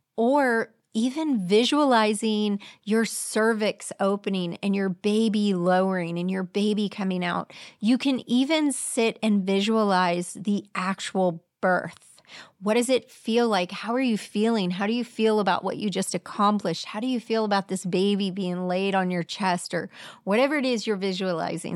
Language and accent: English; Clearwater, Florida, United States; I grew up in Clearwater